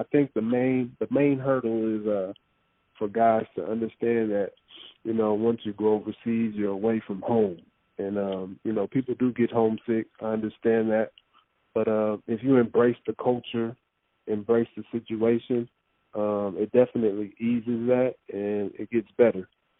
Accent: Los Angeles, California, United States; Growing up in Los Angeles, seeing Magic Johnson play for the first time, watching the Lakers in the 80s

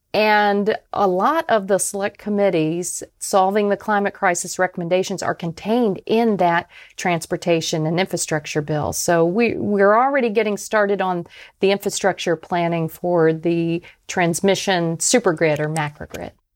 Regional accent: Tampa, Florida, United States; my hometown, of Tampa, Florida

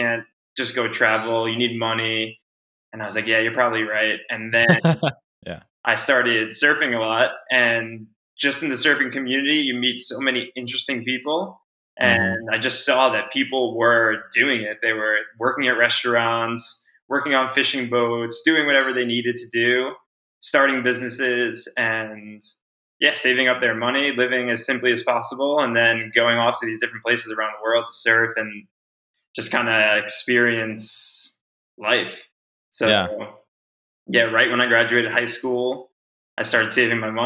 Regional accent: Eastport, New York, United States; I'm originally from Long Island. That's where I grew up

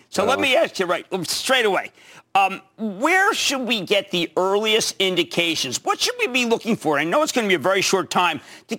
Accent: Pennsylvania, United States; my home state, Pennsylvania.

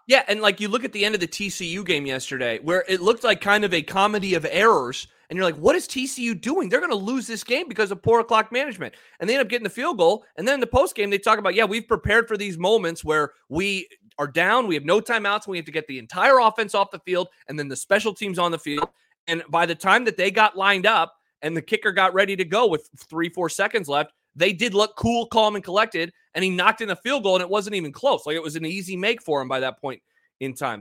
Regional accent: Omaha, Nebraska, United States; I'm a city boy, I'm from Omaha

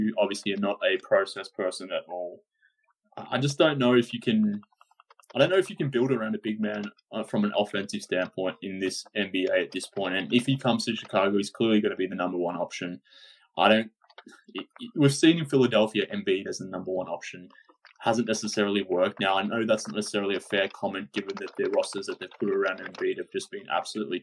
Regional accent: Australia; I'm Australian

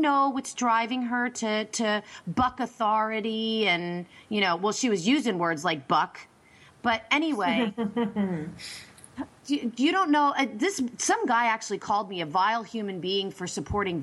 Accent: Berks County, Pennsylvania, United States; this is just in my hometown

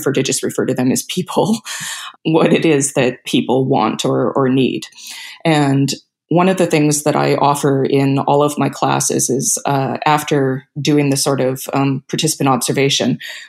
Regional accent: Canada; also born or lived in South America; I'm Canadian, but I grew up in South America.

